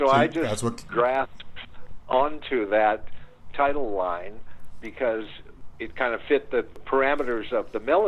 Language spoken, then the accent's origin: English; San Francisco, California, United States; because we are all from San Francisco and weren't really aware of the L.A. studio world